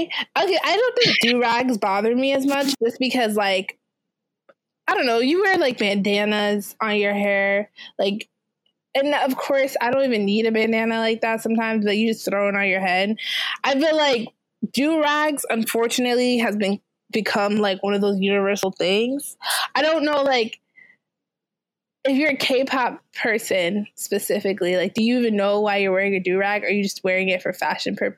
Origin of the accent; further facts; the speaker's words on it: Jamaica; I'm Jamaican